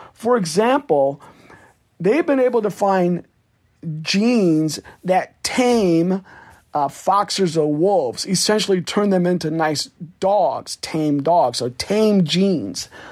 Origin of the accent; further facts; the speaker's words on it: Iowa, United States; my home state of Iowa